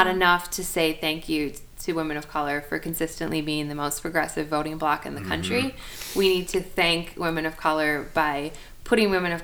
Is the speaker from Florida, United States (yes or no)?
no; Milwaukee, Wisconsin, United States; I'm from Milwaukee